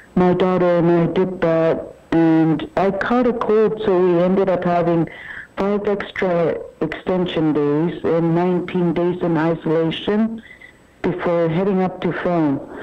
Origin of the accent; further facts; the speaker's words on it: Igloolik, Nunavut, Canada; now in Montreal, Canada; it was good to film it in my hometown